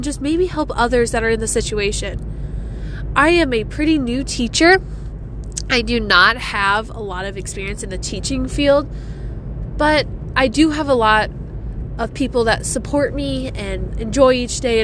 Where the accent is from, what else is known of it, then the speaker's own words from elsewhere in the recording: South Dakota, United States; Growing up, I didn't have a Scooters until I was in high school, and then it came to my hometown